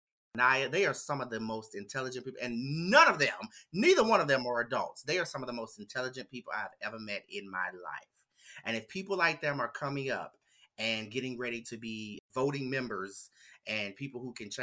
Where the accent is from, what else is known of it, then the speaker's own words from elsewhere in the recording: the South, United States; me growing up in the South